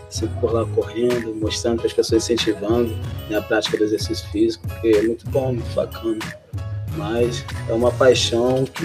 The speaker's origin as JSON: {"language": "Portuguese", "region": "Rio de Janeiro", "country": "Brazil", "said": "E é isso, gente. sou do Jardim Catarina, cantor compositor."}